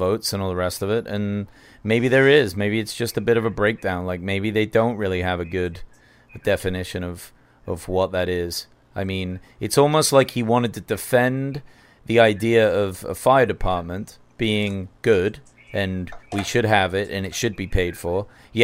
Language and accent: English; England, United Kingdom; moved away; I'm from England